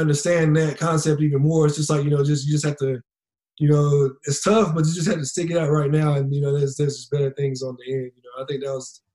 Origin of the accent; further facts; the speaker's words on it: Greensboro, North Carolina, United States; here in Greensboro, in my hometown